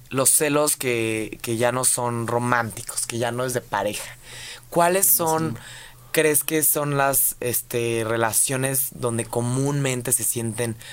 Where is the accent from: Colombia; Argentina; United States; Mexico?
Mexico; somos mexicanos